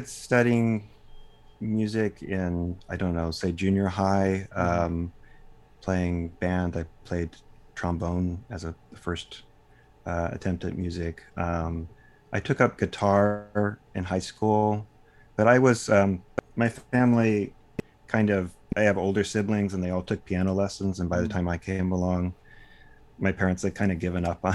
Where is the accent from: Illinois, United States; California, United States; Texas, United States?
Texas, United States; Dallas; also born or lived in Austin, Texas; I grew up in Dallas, Texas